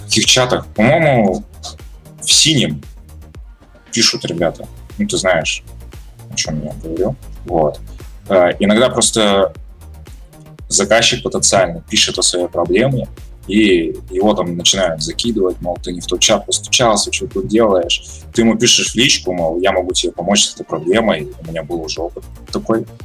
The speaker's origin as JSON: {"language": "Russian", "country": "Russia", "tie": "born or raised there", "also_born_or_lived": "Kazakhstan", "said": "Я казах по национальности. Вырос я в России, потом переехал в Казахстан, учился в школе и вернулся обратно сюда"}